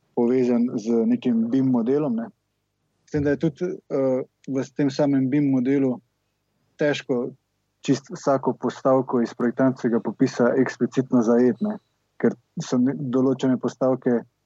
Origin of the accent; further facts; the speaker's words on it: Velenje, Savinja, Slovenia; iz Velenja. Uh, osnovno šolo in gimnazijo sem v bistvu obiskoval kar tukaj v Velenju